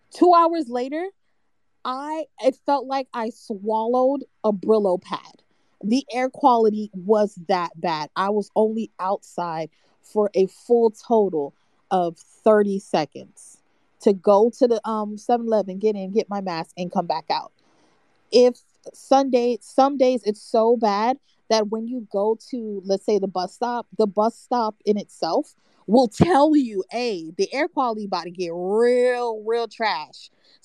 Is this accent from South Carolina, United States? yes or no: no; Florida, United States; As I said before, I'm from South Florida, so I'm used to very clear, fresh air.